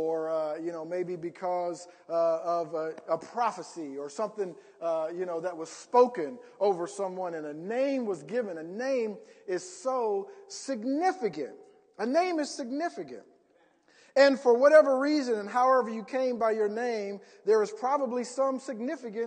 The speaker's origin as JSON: {"language": "English", "town": "Columbus", "region": "Ohio", "country": "United States", "tie": "born or raised there", "moved": "yes", "lives_now": "Indiana, United States", "said": "growing up back in Columbus"}